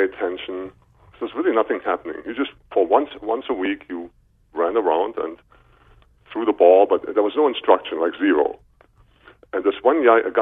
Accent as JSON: {"language": "English", "region": "Berlin", "country": "Germany", "tie": "born or raised there", "second_language": "English", "said": "I am from Germany, Berlin, Germany, born in 1965"}